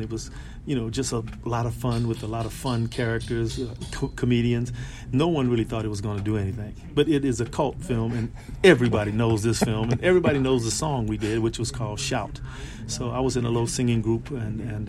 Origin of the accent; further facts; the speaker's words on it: Los Angeles, California, United States; I grew up in South Central Los Angeles